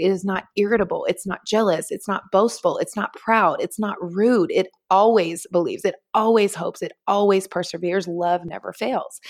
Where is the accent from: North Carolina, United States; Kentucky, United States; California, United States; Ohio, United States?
North Carolina, United States; moved away as an adult; also born or lived in Los Angeles / Manhattan; now in New York, United States; I was born and raised in North Carolina, in the Southeast of the United States, and then, uh, moved when I was twenty-one to Los Angeles